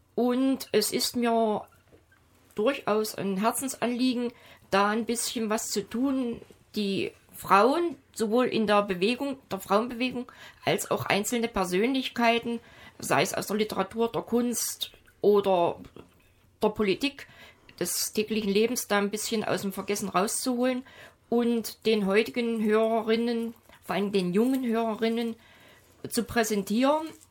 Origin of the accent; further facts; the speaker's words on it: Germany; ich bin als in der DDR aufgewachsene Frau